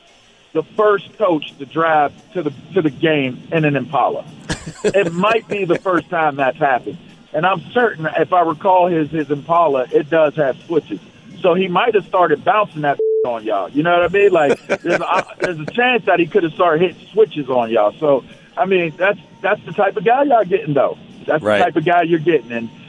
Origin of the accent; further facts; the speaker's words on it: Pittsburgh, Pennsylvania, United States; I'm from Pittsburgh, but he's from LA.